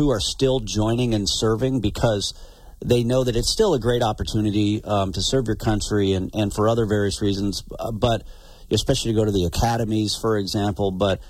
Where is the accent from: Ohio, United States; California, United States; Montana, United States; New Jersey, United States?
Montana, United States; Glasgow; I've got friends, that I grew up with from in Glasgow